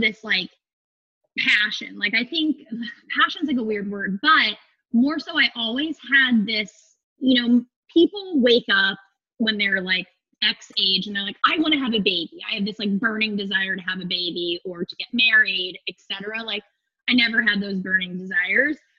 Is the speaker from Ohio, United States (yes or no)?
no; Phoenix, Arizona, United States; I'm from Phoenix, Arizona. I uh, was like, you know, middle class kid growing up.